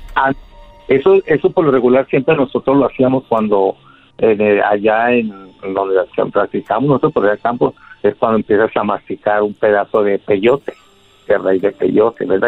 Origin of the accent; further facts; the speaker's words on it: Catemaco, Veracruz, Mexico; moved away as an adult; now in Mexicali, Mexico; Yo soy de Mexicali, de Catemaco, Veracruz, pero estoy aquí en Mexicali, Baja California, porque aquí, tiene, aquí viven mis hijos.